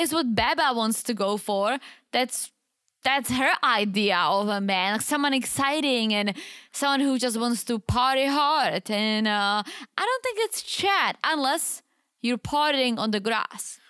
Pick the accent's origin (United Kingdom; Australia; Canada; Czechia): Czechia; English is a second language; moved away; it's far from my hometown. It's like five hour drive. It's literally the opposite side of the Czech Republic